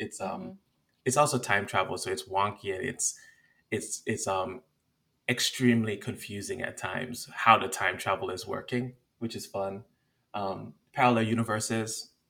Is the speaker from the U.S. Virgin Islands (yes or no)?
yes; U.S. Virgin Islands; I've also gotten into like some of the monsters and creatures from my Caribbean background. Like I grew up in the Virgin Islands, and there's a bunch of monsters within our folklore that are really fascinating.